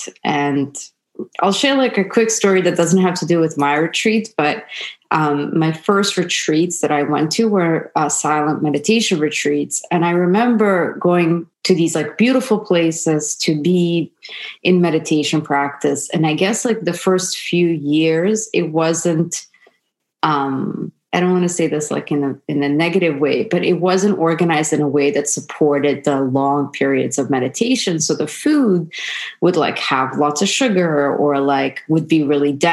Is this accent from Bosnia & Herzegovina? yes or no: yes; Sarajevo, Bosnia & Herzegovina; moved away; I was born in former Yugoslavia in Sarajevo, and I'm half Serbian, half Croatian. And the sort of life that I had growing up in Europe